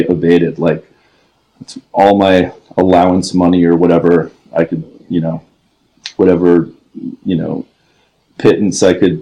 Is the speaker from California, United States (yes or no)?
yes; Los Angeles, California, United States; also born or lived in New York City, New York / Coconut Grove, Florida; we moved out here when I was 11